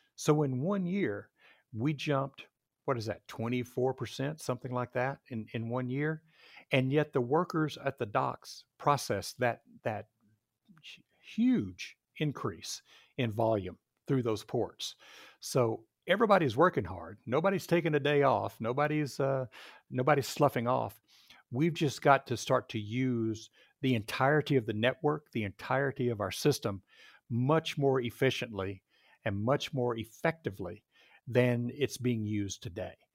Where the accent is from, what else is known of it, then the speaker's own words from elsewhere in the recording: Texas, United States; moved away as an adult; now in Seattle area, United States; I grew up in Texas, went to Texas A and M